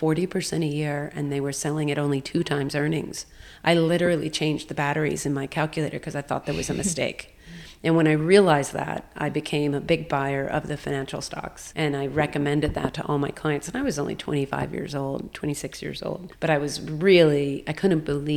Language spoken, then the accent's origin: English; United States; also born or lived in Hong Kong / New York; I am American